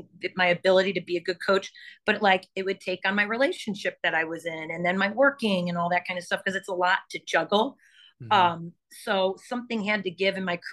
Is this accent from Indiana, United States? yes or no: yes; Chesterton, Indiana, United States; I'm from Chesterton, and Crown Point is just like down the highway